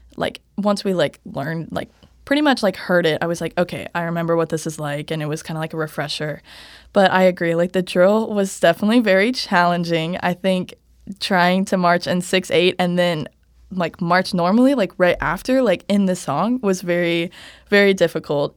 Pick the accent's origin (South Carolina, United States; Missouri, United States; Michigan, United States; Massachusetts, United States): Missouri, United States; Kansas City; moved away as an adult; now in Nebraska, United States; I'm from Kansas City, Missouri